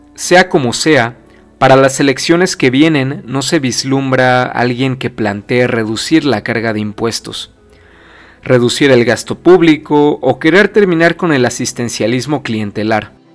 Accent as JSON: {"language": "Spanish", "country": "Mexico", "said": "aquí en mi país"}